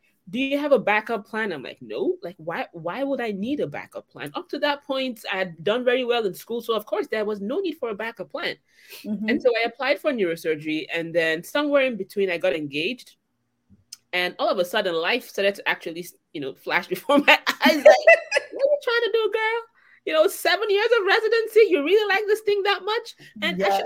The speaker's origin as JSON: {"language": "English", "country": "Nigeria", "said": "I'm Nigerian"}